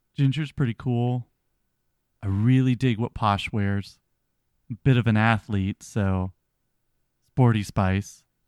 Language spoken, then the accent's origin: English; United States; we're Americans